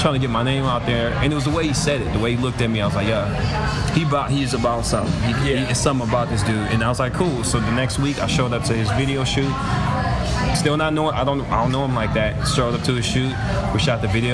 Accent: Milwaukee, Wisconsin, United States; my hometown

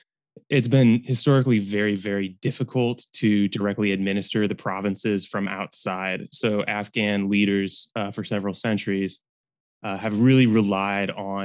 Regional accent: Bloomington, Indiana, United States; I'm from Bloomington, Indiana, and I was a history major at Reed College.

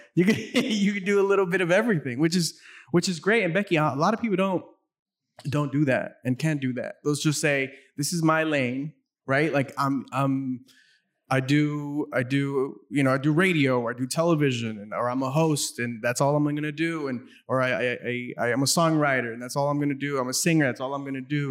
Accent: South Gate, California, United States; I grew up in Southgate, which is a neighboring city

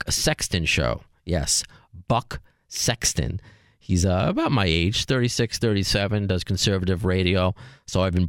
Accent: Long Island, New York, United States; But I still remember in high school, because I'm from Long Island, walking to Roosevelt Field Mall

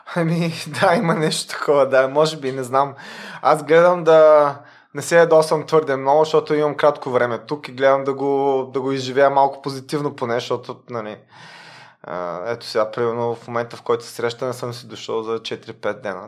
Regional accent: Varna, Varna Province, Bulgaria; moved away as an adult; also born or lived in Sofia / Belgium / Netherlands; now in Luxembourg; аз поне съм от Варна

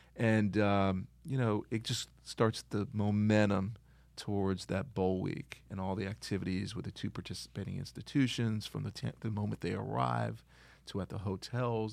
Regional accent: Miami, Florida, United States; also born or lived in Detroit, Michigan; I was born in Detroit, and I guess just before the age of three, my parents moved to Miami. So that's all I remember

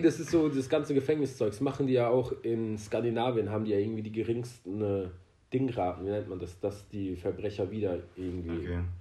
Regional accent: Iran; now in Germany; als Iraner

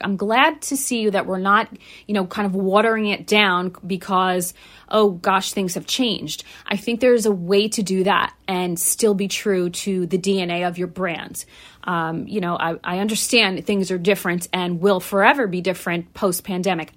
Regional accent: tri-state area, United States; I'm not a New Yorker, I didn't grow up there, but, um, you know, I live in the tri-state area and I grew, uh, basically grew up in the tri-state area.

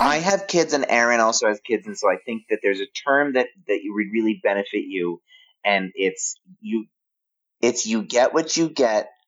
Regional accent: Northeast, United States; I'm from the Northeast

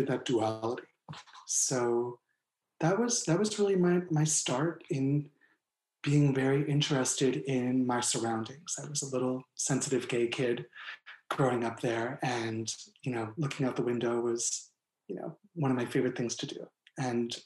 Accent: Chadds Ford, Pennsylvania, United States; moved away; also born or lived in California / South Carolina; I was born in Chatsford, Pennsylvania.

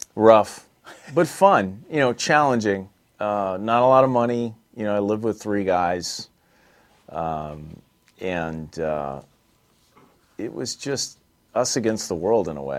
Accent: East Coast, United States; moved away; also born or lived in Los Angeles; I grew up on the East Coast

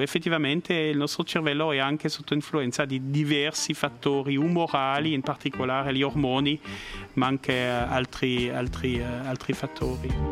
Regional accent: La Chaux-de-Fonds, Neuchâtel, Switzerland; Italian is a second language; also born or lived in Biel/Bienne / Bern / United States; now in Lugano, Switzerland; all'origine sono svizzero-francese, nato a La Chaux-de-Fonds eh, nel canton di Neuchâtel, eh, ho vissuto a Bienne

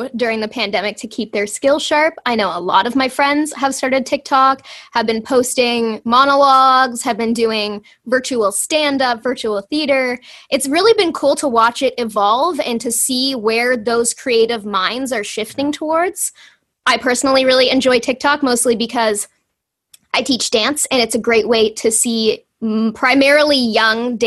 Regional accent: Toronto, Ontario, Canada; I grew up in the Greater Toronto Area.

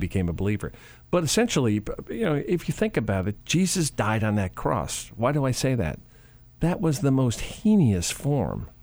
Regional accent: Chicago, Illinois, United States; I grew up in Chicago

